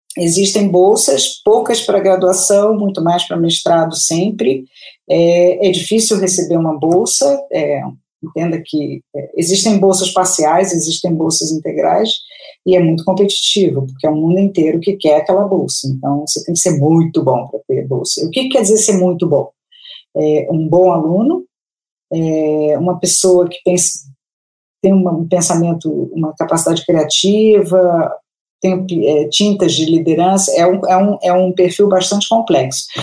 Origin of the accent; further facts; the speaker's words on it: Rio de Janeiro, Brazil; moved away as an adult; now in São Paulo, Brazil; eu sou do Rio, há 17 anos